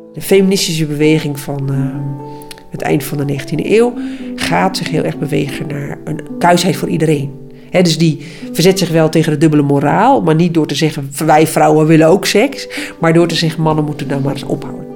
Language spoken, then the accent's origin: Dutch; Friesland, Netherlands; uit dezelfde uh, streek